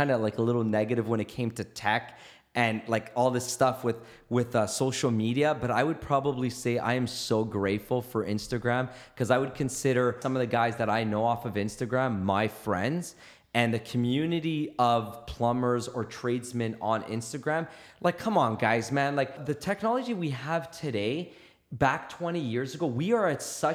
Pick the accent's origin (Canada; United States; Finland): Canada; I'm an Italian Canadian or Canadian